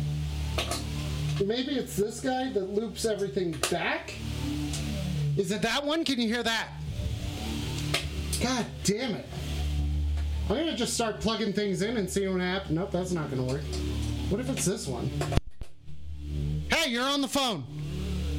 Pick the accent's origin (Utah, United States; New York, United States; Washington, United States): Utah, United States; I'm from Utah